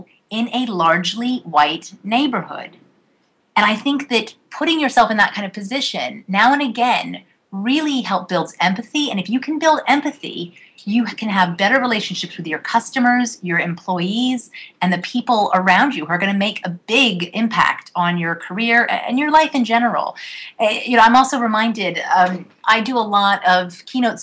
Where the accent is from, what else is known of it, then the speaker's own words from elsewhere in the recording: United States; I was raised outside of outside of Washington, D.C.